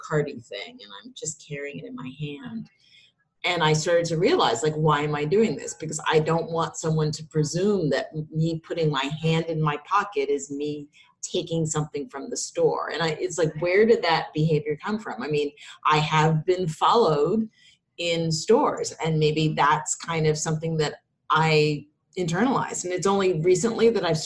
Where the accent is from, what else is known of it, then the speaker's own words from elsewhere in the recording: New York, United States; being a New Yorker